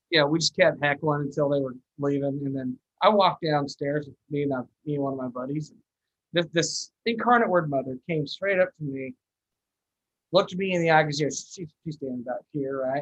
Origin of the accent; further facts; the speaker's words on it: New Mexico, United States; moved away as an adult; I'm originally from New Mexico